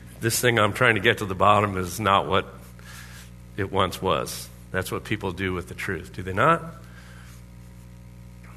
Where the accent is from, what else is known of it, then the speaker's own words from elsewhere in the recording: Orlando, Florida, United States; now in Anchorage, United States; Everyone had pools. Has pools in Orlando, Florida